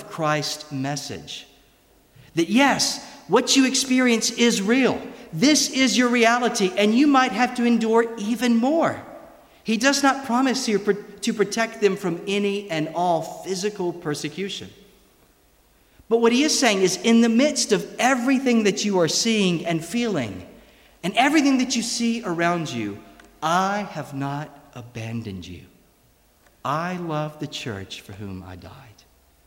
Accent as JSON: {"language": "English", "country": "United States", "accent": "American", "moved": "as an adult", "lives_now": "Scotland, United Kingdom", "said": "my American accent"}